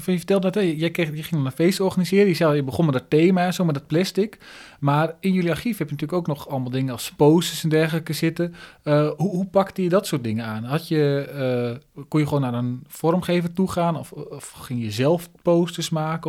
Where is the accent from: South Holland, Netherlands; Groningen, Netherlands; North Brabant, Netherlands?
Groningen, Netherlands; ik kom dus uit Groningen